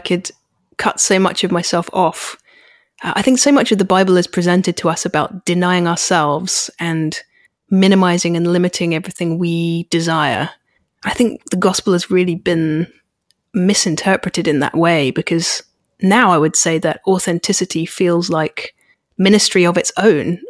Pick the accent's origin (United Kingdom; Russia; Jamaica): United Kingdom